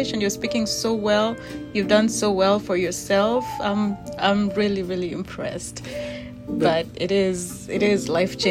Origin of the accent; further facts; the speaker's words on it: Kenya; moved away as an adult; now in United States; I'm from Kenya. And I've been here a couple years, came here for school